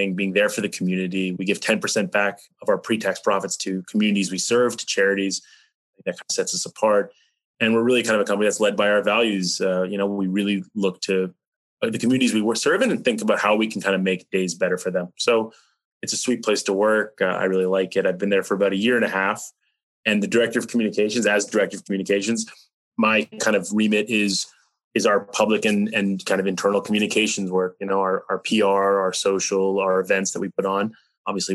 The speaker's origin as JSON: {"language": "English", "region": "North Carolina", "country": "United States", "tie": "born or raised there", "also_born_or_lived": "Canada / New York / Switzerland", "moved": "as an adult", "lives_now": "Iowa, United States", "said": "I was born in Canada. I grew up in North Carolina"}